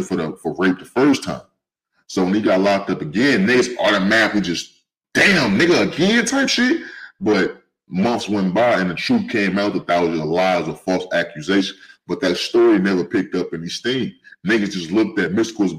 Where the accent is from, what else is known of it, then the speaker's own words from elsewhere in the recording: St. Louis, Missouri, United States; also born or lived in California; now in Avondale, United States; I'm from St. Louis, from Cali, but raised in St. Louis